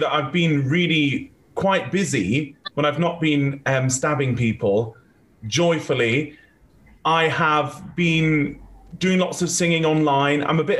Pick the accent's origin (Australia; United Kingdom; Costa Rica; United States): United Kingdom; We're all British, all together, working on this new British ring.